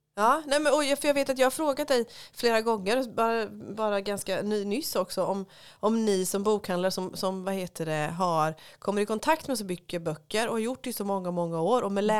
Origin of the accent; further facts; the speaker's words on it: Småland, Sweden; som smålänning